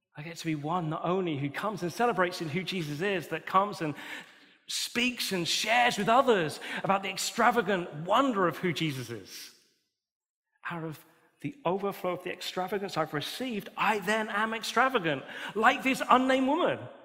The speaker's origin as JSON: {"language": "English", "country": "United Kingdom", "said": "We're British"}